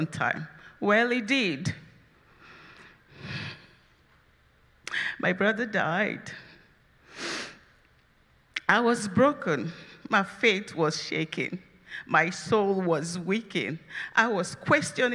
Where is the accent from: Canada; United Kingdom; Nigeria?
Nigeria; now in United States; I am from Nigeria